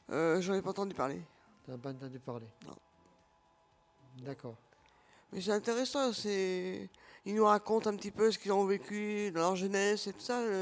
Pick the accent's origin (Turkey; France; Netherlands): France; Bordeaux, Nouvelle-Aquitaine; now in La Réole, France; À l'origine, je viens de Bordeaux.